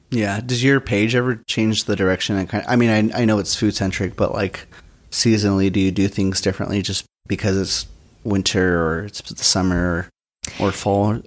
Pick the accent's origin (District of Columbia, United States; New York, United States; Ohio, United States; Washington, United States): Washington, United States; West Side; I'm from the West Side